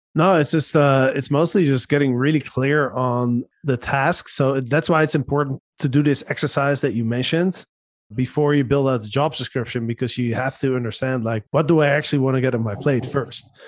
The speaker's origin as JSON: {"language": "English", "country": "Netherlands", "moved": "yes", "lives_now": "Panama", "said": "my home country in the Netherlands"}